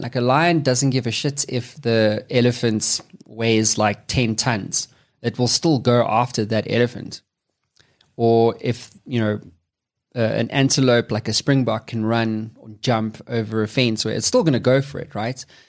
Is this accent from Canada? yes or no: no; South Africa; I'm from Africa, South Africa specifically